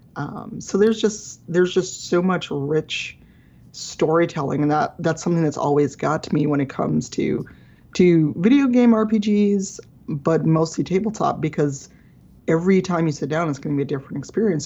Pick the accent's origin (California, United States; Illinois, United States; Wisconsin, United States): Illinois, United States; Chicago; I grew up in Chicago South Side as a as a black person